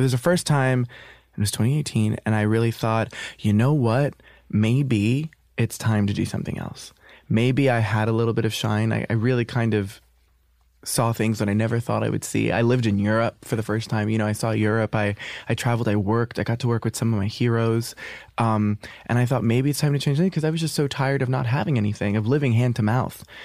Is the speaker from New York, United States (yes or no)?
yes; New York City, New York, United States; I'm a New Yorker